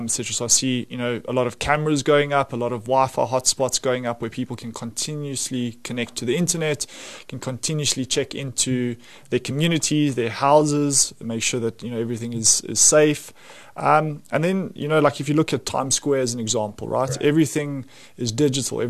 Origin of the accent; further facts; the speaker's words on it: South Africa; as a South African